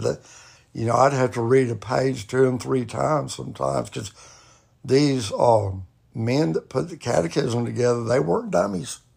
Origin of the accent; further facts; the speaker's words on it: Eastlake, United States; I was born and raised in Eastlake